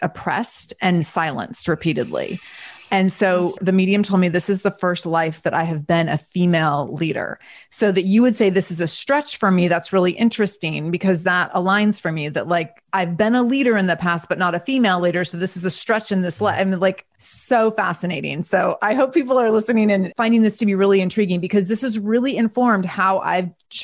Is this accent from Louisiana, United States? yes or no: no; Seattle, Washington, United States; I was born on November 21st, 1975 at 11:30 in the morning in Seattle.